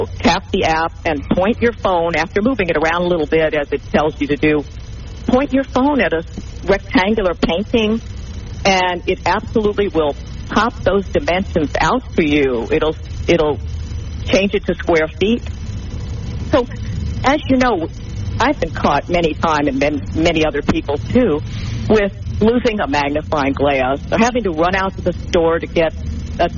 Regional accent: New Orleans, Louisiana, United States; I come from New Orleans, and we have a concept called LANYAP

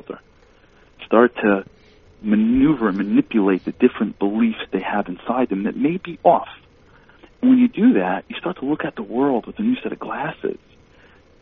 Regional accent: New York, United States; I grew up in New York

